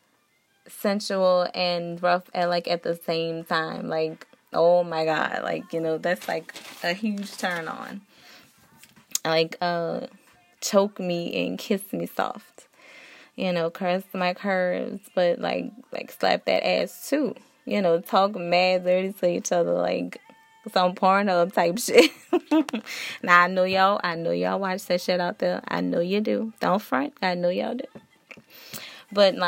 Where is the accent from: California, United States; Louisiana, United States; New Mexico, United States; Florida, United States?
Louisiana, United States; New Orleans; I am from New Orleans